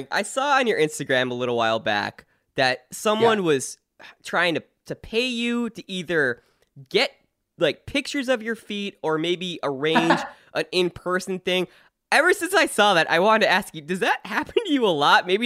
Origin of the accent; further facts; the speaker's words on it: New Jersey, United States; I'm from New Jersey.